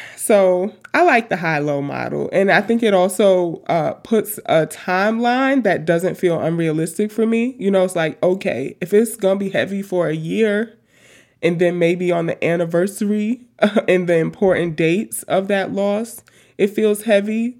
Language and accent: English; New York City, New York, United States; also born or lived in Washington / Tacoma; now in Philadelphia, United States; I grew up in Queens.